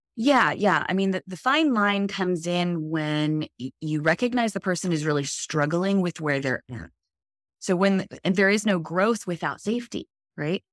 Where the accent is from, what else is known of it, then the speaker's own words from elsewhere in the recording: Los Alamitos, California, United States; I've been Southern California native my whole life. I was born in, um, in Southern California in Los Alamitos